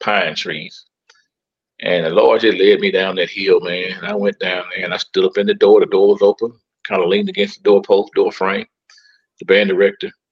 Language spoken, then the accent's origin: English; Starkville, Mississippi, United States; also born or lived in Oktibbeha County, Mississippi; now in Coldwater, United States; Well, I was born and reared in Starkville, Mississippi.